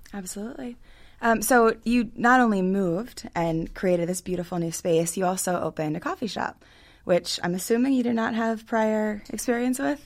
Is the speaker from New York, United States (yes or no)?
no; Hunt Valley, Maryland, United States; we're from the same part of Baltimore, which is Hunt Valley